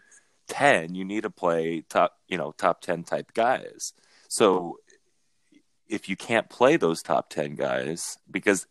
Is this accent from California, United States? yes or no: yes; Huntington Beach, California, United States; I grew up in Huntington